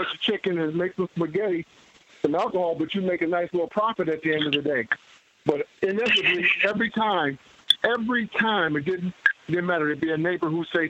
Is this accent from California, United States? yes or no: no; Minneapolis, Minnesota, United States; growing up in North Minneapolis